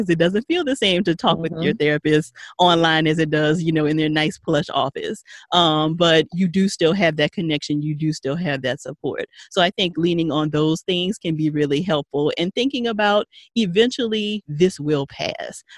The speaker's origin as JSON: {"language": "English", "town": "Paincourtville", "region": "Louisiana", "country": "United States", "said": "Payne Courtville, Louisiana. Country"}